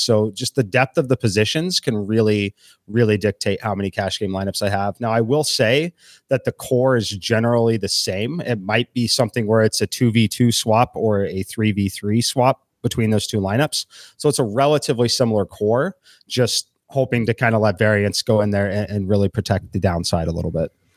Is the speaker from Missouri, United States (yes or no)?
yes; Kansas City, Missouri, United States; moved away; I'm originally from Kansas City